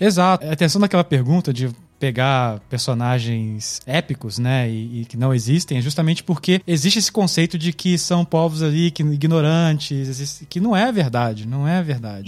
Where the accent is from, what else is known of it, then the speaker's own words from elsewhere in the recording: Minas Gerais, Brazil; eu sou mineiro